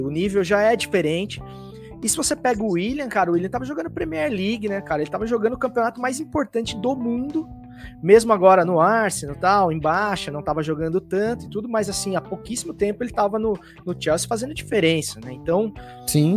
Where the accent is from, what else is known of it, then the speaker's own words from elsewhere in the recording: Pouso Alegre, Minas Gerais, Brazil; also born or lived in São Paulo; sou paulista, mas eu fui morar criança ainda no sul de Minas Gerais, ali quase divisa com São Paulo, em Pouso Alegre